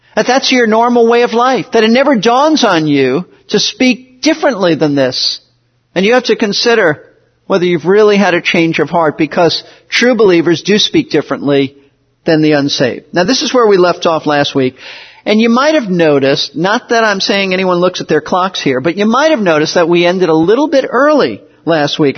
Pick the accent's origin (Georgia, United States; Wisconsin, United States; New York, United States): New York, United States; New York City; moved away as an adult; also born or lived in Florida; I was raised in Brooklyn, New York, not in a Christian home